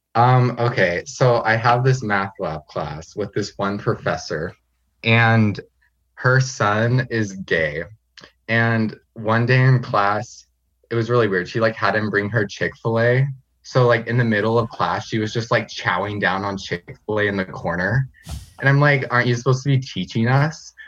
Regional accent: Medford, Oregon, United States; moved away as an adult; also born or lived in Fresno, California / North Bend, Washington; now in Nampa, United States; I was born in Fresno, California, but I've lived in Medford, Oregon for, like, most of my life

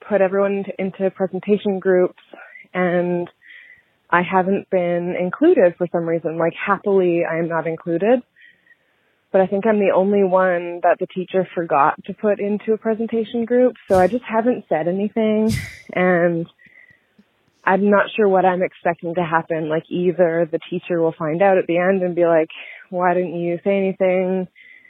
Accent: Canada; also born or lived in Vancouver; I'm from Canada

